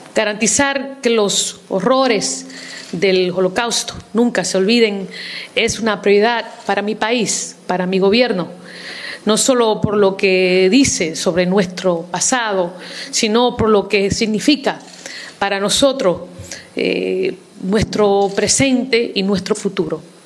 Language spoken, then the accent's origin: Spanish; New York City, New York, United States; Yo soy inmigrante eh, en los Estados Unidos, viví, crecí en el Bronx, en Nueva York